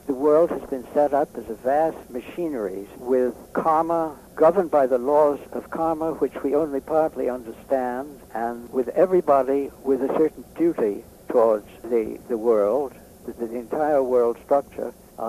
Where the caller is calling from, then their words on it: Massachusetts, United States; I'm talking from Massachusetts, which is very blue.